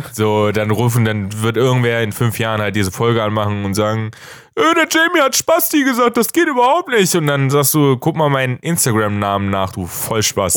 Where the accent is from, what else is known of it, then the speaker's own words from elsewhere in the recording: Germany; als Deutscher